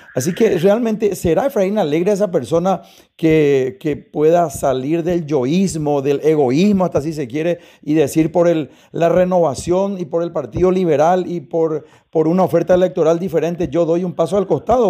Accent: Paraguay; nosotros también como paraguayos

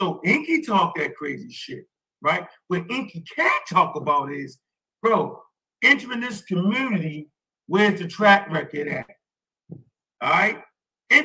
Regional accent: Baltimore, Maryland, United States; I'm from Baltimore

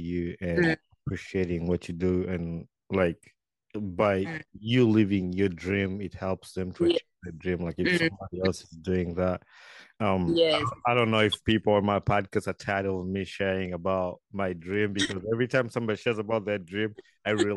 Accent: Uganda; moved away as an adult; now in United States; I was born in Uganda and I grew up in Uganda

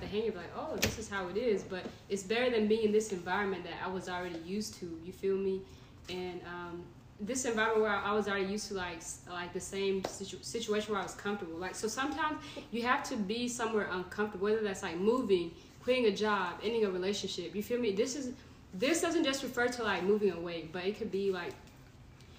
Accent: Knoxville, Tennessee, United States; moved away as an adult; I'm from Knoxville

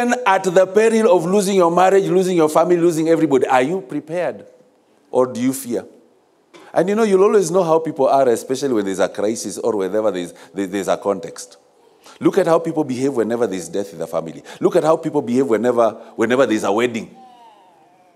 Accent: Kisumu, Kisumu County, Kenya; I grew up in Kisumu

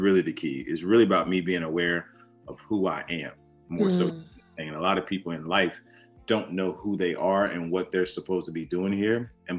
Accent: the South, United States; growing up in the South, you know, being from African descendants, being from Christians and understanding the plight, the journey, my family always instilled into me like some sort of unwavering faith.

